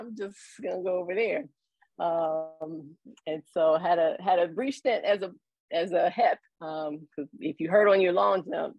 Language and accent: English; Louisville, Kentucky, United States; moved away as an adult; now in Columbus, United States; I was actually born and raised in Louisville, Kentucky, about 3 hours south of Columbus. Came to the Ohio State University as a student athlete.